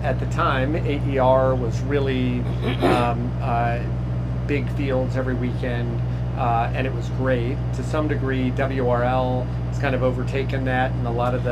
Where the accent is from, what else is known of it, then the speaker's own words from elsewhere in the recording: Middleburg, Virginia, United States; Northern Virginia, uh, a little town called Middleburg